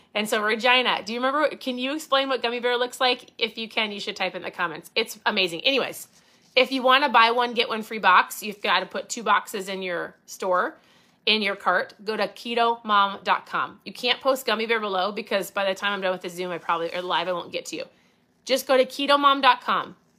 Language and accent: English; Minnesota, United States; I say pop 'cause I'm from Minnesota.